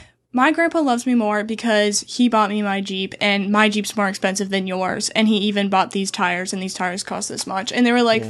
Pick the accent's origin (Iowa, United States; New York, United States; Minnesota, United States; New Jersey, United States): Iowa, United States; now in Pensacola, United States; I actually went back to my hometown in Iowa because they do, like, a big parade that's like very Dutch themed, because like everyone where in my hometown is like Dutch.